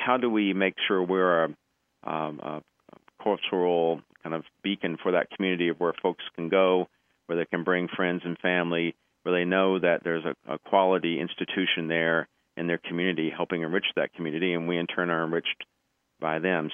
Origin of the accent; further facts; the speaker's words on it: Kentucky, United States; moved away as an adult; I grew up in Kentucky